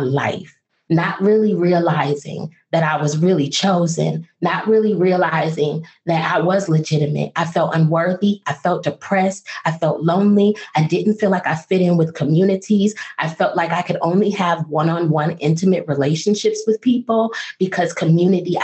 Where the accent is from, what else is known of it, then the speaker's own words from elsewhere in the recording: Toledo, Ohio, United States; moved away; also born or lived in Washington, D.C.; I am from Toledo, Ohio